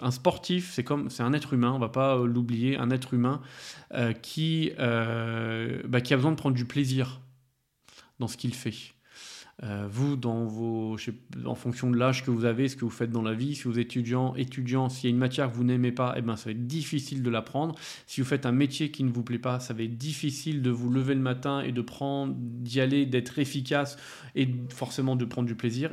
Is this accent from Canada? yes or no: no; France; je suis français